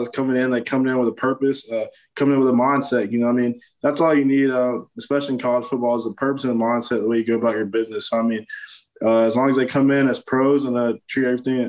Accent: Florida, United States; growing up in Florida

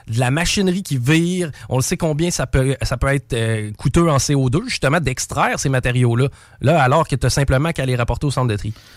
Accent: Quebec, Canada; Être Québécois, qu'on parle français

